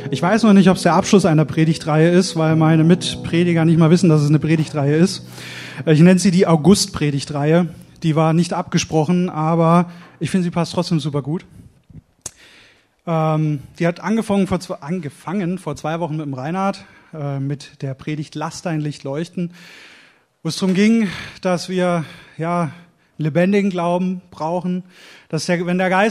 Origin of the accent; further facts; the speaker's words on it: Oberkirch, Baden-Württemberg, Germany; born there; ich bin zwar gebürtiger Bad, Badner, sagt man, glaube ich. Äh, ich bin in Oberkirch geboren, am Fuße des Schwarzwalds, wurde aber, ich sag Gott sei Dank, meine Frau sagt, wie kannst du nur Hochdeutsch erzogen?